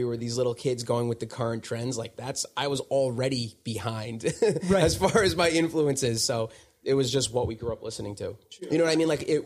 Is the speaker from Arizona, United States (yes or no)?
no; Smithtown, New York, United States; I was born in Smithtown, which is on Long Island